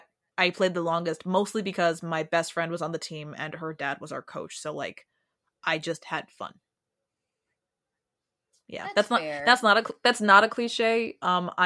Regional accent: New York, United States; I'm from New York.

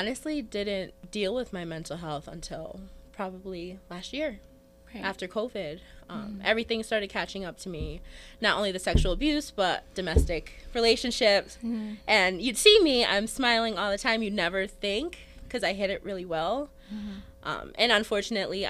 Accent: United States; I grew up here in Colony

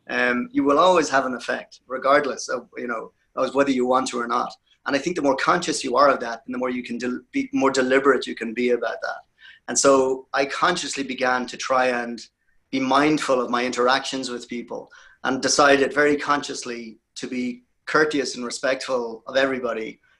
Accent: Ireland; I appreciate what you said earlier about me being Irish.

